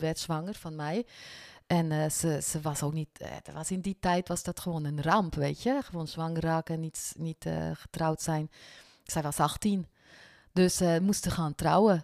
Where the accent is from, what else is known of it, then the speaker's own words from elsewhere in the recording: Bern, Switzerland; first language French; Dutch is a second language; moved away as an adult; also born or lived in French-speaking Switzerland; now in Netherlands; kom uit Zwitserland. Ik ben van de Franse gedeelte, dus mijn moedertaal is Frans. En we zijn echter wel in Bern opgegroeid.